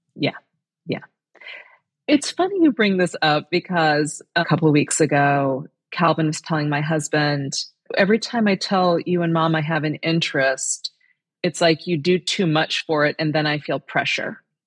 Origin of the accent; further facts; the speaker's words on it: Indiana, United States; moved away; I'm here in Indiana today